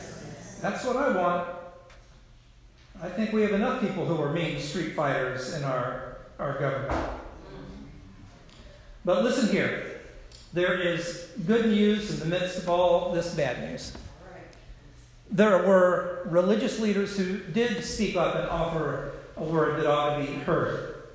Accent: South Carolina, United States; my home state of South Carolina

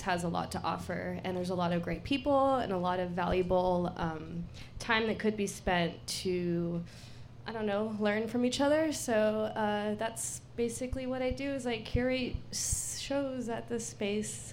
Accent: San Diego, California, United States; I'm from San Diego. I left and I came back

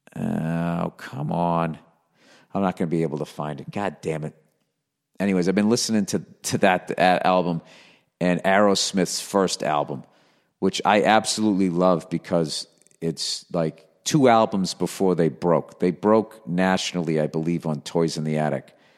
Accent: Boston, Massachusetts, United States; accent: Boston; moved away as an adult; now in Los Angeles, United States

